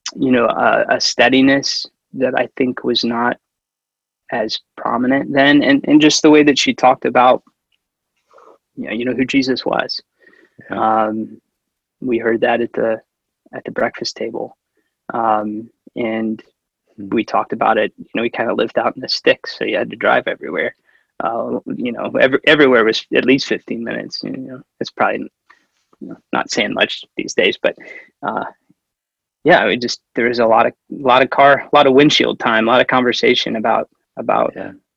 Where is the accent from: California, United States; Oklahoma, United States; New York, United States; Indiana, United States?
Indiana, United States; Central; also born or lived in Lexington, Kentucky; now in Twin Cities, United States; I was born in Lexington, Kentucky, uh, so Southerner by by birth, um, but lived you know most of my growing up years in uh, Central Indiana